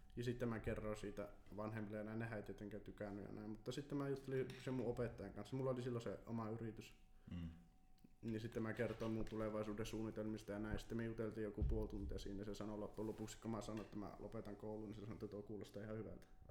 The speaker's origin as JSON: {"language": "Finnish", "town": "Kempele", "region": "North Ostrobothnia", "country": "Finland", "said": "mä oon Kempeleestä, se on Oulun vieressä"}